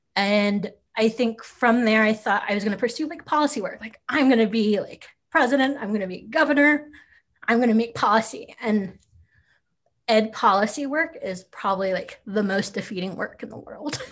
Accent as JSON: {"language": "English", "region": "Oklahoma", "country": "United States", "tie": "born or raised there", "moved": "yes", "lives_now": "Denver, United States", "said": "I'm born and raised in Oklahoma"}